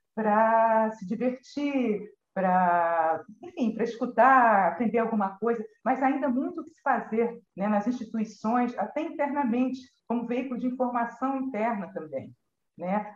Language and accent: Portuguese; Brazil